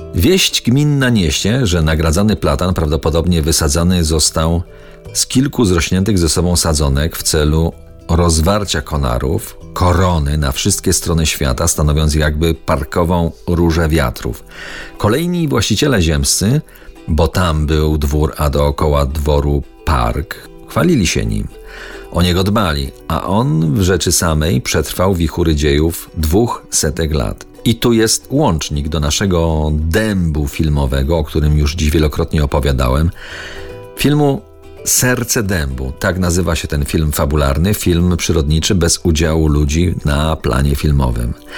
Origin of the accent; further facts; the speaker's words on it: Kozy, Silesian Voivodeship, Poland; w mojej rodzinnej wiosce w Kozach